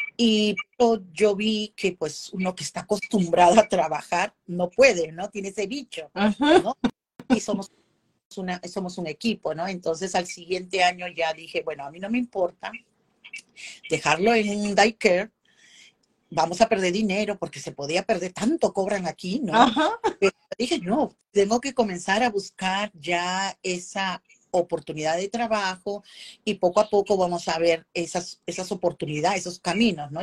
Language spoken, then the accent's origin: Spanish; Lima, Peru; moved away as an adult; now in Indiana, United States; En Perú, soy peruana, he trabajado años, si tú vas a Perú, como se dice en Lima, que soy limeña, ¿no? que es de la capital